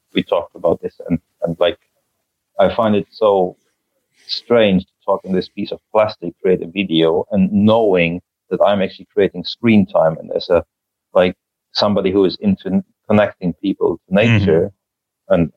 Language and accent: English; Germany; now in Joensuu, Finland; I was born in Germany